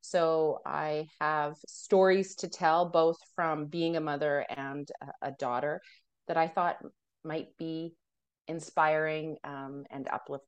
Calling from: Alberta, Canada; I come to you from Treaty 6 territory, which is in Alberta, Canada.

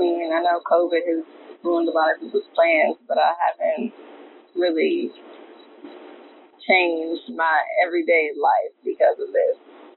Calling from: Detroit, Michigan, United States; I'm calling from Detroit.

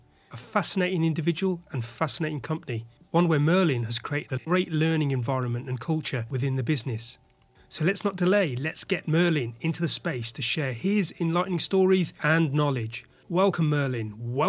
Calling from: London, United Kingdom

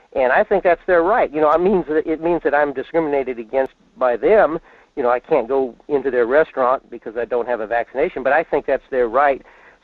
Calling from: Fairbanks, Alaska, United States; in Fairbanks.

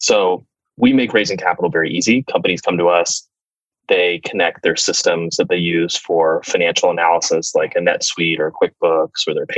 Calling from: San Francisco, California, United States; Oh, I'm in San Francisco today, spending much time with my executive team.

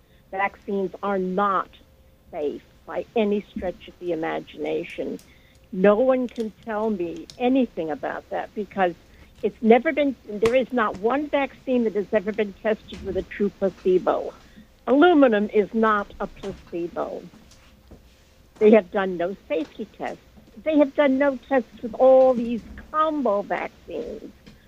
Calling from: New York City, New York, United States; I'm calling from the Bronx.

